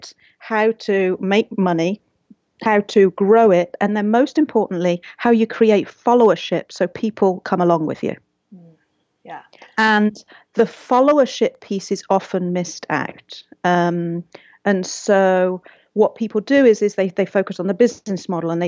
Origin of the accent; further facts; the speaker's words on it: England, United Kingdom; also born or lived in Seattle; now in Pasadena, United States; I'm from England